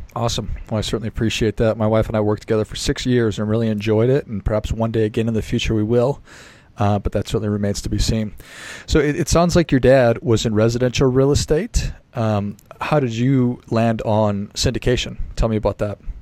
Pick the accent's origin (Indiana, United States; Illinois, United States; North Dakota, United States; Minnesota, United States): Minnesota, United States; I'm from a small town in Minnesota